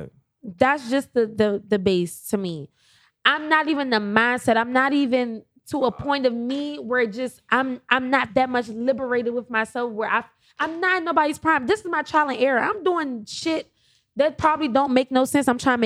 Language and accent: English; Jamaica; Oh, yeah. I'm Caribbean, so my aunt made me a costume. I'm Jamaican.